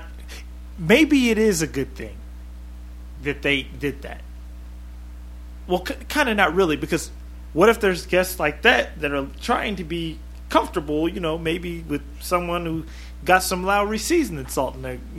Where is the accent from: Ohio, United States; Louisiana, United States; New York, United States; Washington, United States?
Washington, United States; moved away; we're from Washington State too